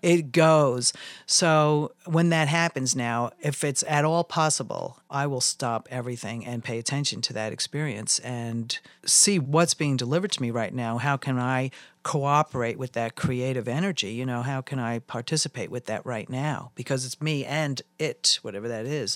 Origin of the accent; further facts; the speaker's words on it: New York, United States; also born or lived in Jerome, Arizona; now in Tucson, United States; growing up in New York